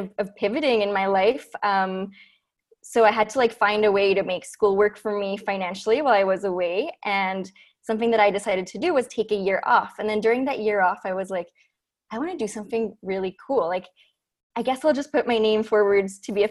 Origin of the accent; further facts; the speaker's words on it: Vancouver, British Columbia, Canada; moved away as an adult; also born or lived in Ecuador / Montreal; now in Ottawa, Canada; I'm originally from Ecuador. That's where I lived till I was 8. Then I grew up in Vancouver